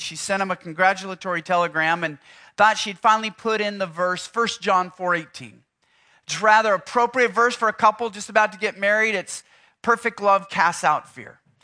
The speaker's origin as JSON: {"language": "English", "town": "Houston", "region": "Texas", "country": "United States", "said": "I'm from Houston"}